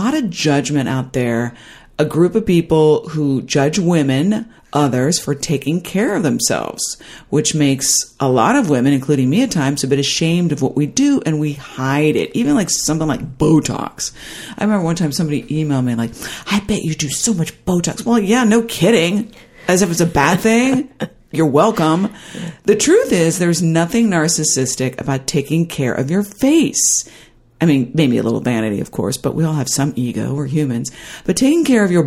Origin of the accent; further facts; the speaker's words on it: Midwest, United States; moved away; I grew up in the Midwest, so it was conservative central